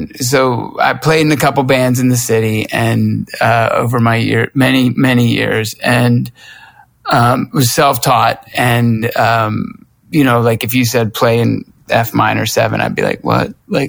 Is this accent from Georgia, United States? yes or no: yes; Lawrenceville, Georgia, United States; But when I grew up in Lawrenceville, Georgia, it was, you'd take off on your bike